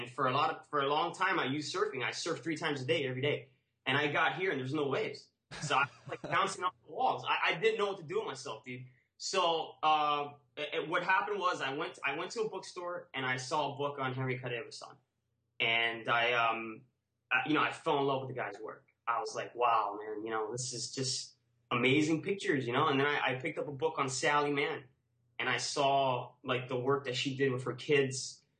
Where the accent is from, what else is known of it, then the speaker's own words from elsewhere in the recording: Cuba; now in United States; I grew up, I was born in Cuba and I came to the U.S. in the Maria.